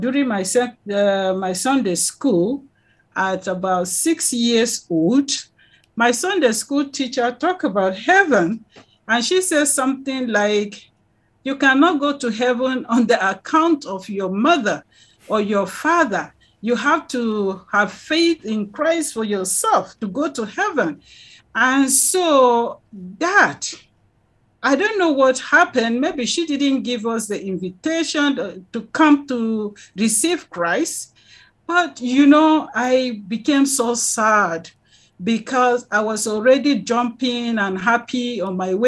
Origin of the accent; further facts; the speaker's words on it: Miango, Plateau, Nigeria; now in Jos, Nigeria; I came from Miango to Jos. I live in Jos right now, but I'm Rigwe by tribe from the nation of Rigwe